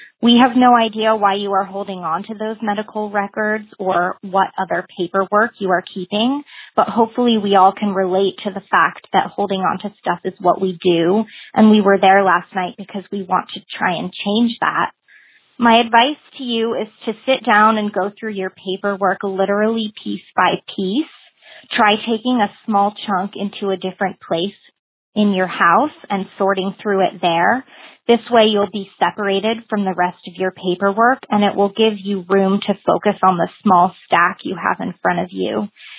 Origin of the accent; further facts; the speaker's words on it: Midwest, United States; And being a Midwesterner, I really don't like to be rude